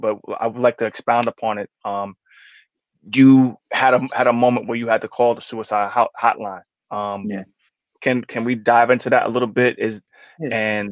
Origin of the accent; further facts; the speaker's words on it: New York City, New York, United States; also born or lived in Long Island; I grew up in Queens till I was 9